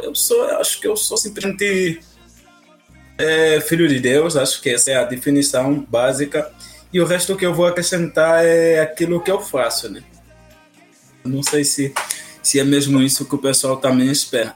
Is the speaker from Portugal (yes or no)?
no; Angola; now in Brazil; eu sou angolano